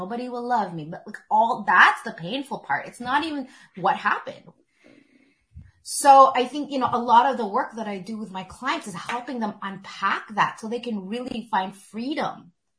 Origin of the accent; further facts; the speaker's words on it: Philippines; You know, especially being Filipino, it's always like, when are you getting married?